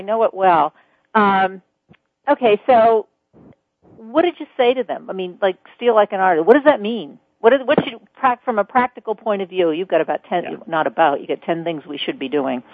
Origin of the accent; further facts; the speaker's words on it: New York, United States; I'm a New Yorker